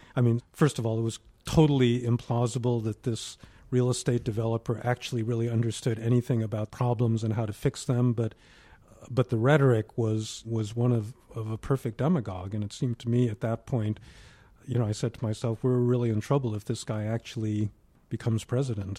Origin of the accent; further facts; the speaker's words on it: New York, United States; I grew up in New York, where there wasn't a Asian American community